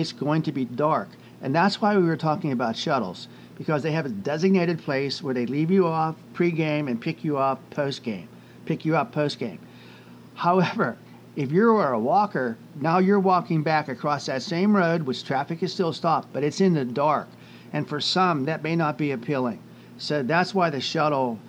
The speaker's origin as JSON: {"language": "English", "town": "Pittsburgh", "region": "Pennsylvania", "country": "United States", "tie": "born or raised there", "said": "we're Steeler fans, and we grew up in the Pittsburgh area."}